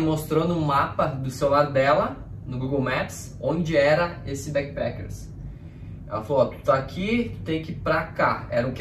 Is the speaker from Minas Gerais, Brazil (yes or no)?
no; Nova Petrópolis, Rio Grande do Sul, Brazil; moved away as an adult; now in Australia; a nossa cidade, uh, lá na Nova Petrópolis, ela é de origem alemã